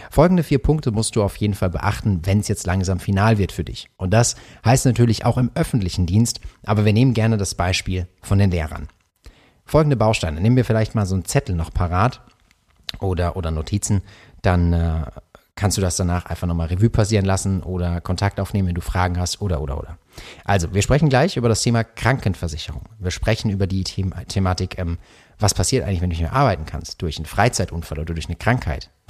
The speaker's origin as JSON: {"language": "German", "town": "Karlsruhe", "region": "Baden-Württemberg", "country": "Germany", "said": "bei mir, ich komme ja aus Karlsruhe und wir haben äh, dies, das Land Baden-Württemberg"}